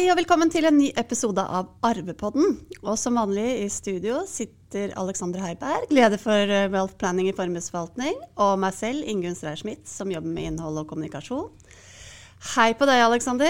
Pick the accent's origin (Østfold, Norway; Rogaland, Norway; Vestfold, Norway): Vestfold, Norway; Sandefjord; som sandefjording